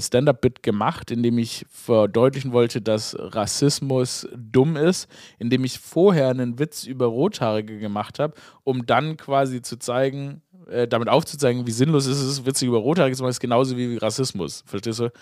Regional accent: Stuttgart, Baden-Württemberg, Germany; moved away; ich bin ja in Stuttgart geboren. Das ist ja meine Heimatstadt.

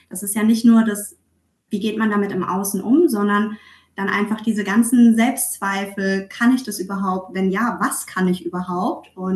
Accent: Southern Germany, Germany; now in Hamburg, Germany; Tatsächlich komme ich aus Süddeutschland und ähm, mich hat es dann mit der Zeit beruflich nach Hamburg verschlagen.

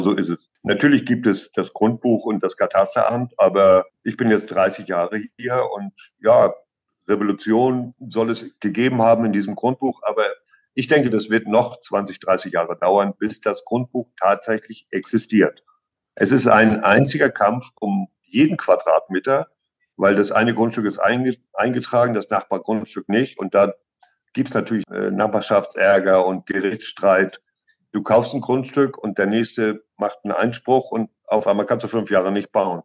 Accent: Flensburg, Schleswig-Holstein, Germany; moved away as an adult; now in Crete, Greece; aus der Nähe von Flensburg, ja. An der Ostsee aufgewachsen und in Flensburg zur Schule gegangen und seit 29 Jahren auf Kreta

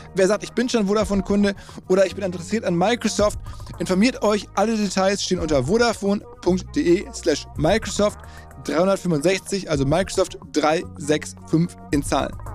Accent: Ruhr area, North Rhine-Westphalia, Germany; moved away as an adult; now in Hamburg, Germany; ich bin ja auch aus dem Ruhrgebiet

